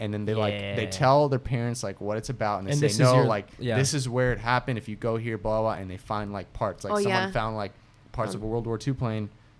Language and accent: English; Bolivia; moved away; I was born in Bolivia.